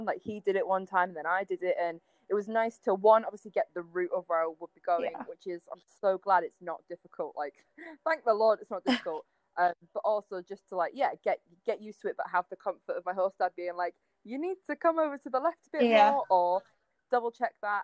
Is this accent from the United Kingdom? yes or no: yes; United Kingdom; moved away as an adult; now in United States; I'm British